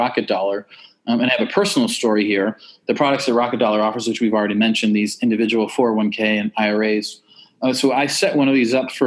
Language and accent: English; Western New York, United States; now in Austin, United States; I grew up in Western New York